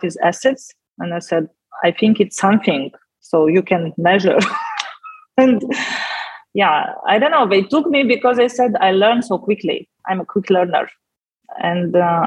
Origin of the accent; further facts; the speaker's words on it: Moldova; first language Russian; English is a second language; when Moldova gained independence, so it happened in August. And on 5th of September, I went to Romanian school